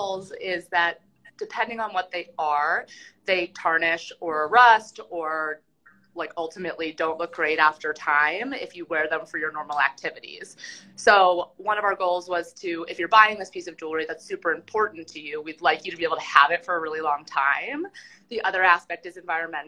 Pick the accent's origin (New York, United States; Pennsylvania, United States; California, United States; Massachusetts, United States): Pennsylvania, United States; Philadelphia; moved away; also born or lived in Denver; I'm from Philadelphia originally